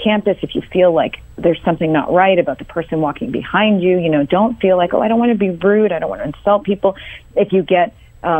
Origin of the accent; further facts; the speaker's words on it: Boston, Massachusetts, United States; moved away as an adult; now in Houston, United States; born and raised in Boston, Massachusetts